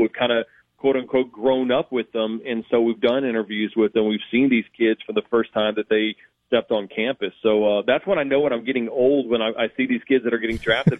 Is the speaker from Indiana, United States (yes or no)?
no; Baton Rouge, Louisiana, United States; also born or lived in Port Allen, Louisiana; I grew up in Baton Rouge and living in Port Allen